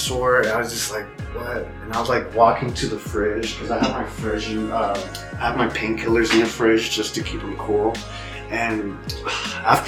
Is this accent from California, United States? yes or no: yes; Bay Area, California, United States; moved away; Bay Area is my hometown